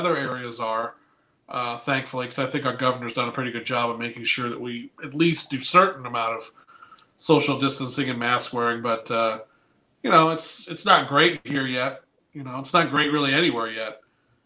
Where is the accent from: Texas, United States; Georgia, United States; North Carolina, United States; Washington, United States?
North Carolina, United States; moved away as an adult; also born or lived in Fullerton, California / La Mirada, California; now in Michigan, United States; originally I'm from Fullerton or La Mirada, California. But then I was moved to North Carolina when I was 11. And I was there for 15 years